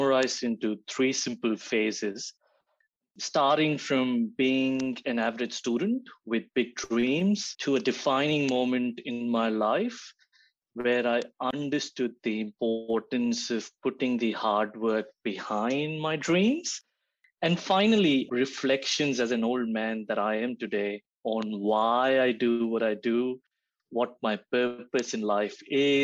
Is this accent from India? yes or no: yes; Gujarat, India; moved away as an adult; also born or lived in Yavatmal, Maharashtra; I was born and raised in Gujarat